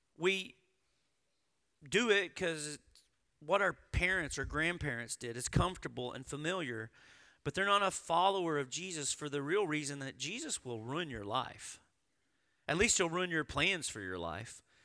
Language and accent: English; Arkansas, United States; I grew up in Arkansas.